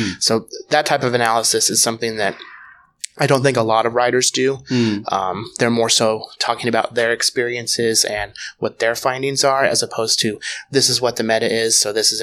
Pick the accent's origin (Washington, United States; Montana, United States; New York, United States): Washington, United States; Tacoma; also born or lived in Roanoke, Virginia; now in Seattle, United States; I'm originally from Tacoma, Washington